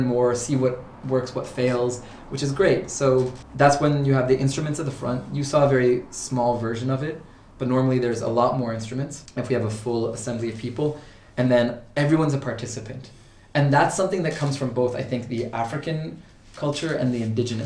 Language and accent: English; Ontario, Canada; moved away as an adult; also born or lived in Portugal / Toronto; now in Cork, Ireland; I was born in Portugal but raised in Canada